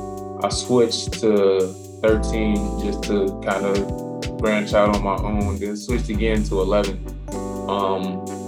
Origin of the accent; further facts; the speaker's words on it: Chicago, Illinois, United States; moved away; I'm from the South Side.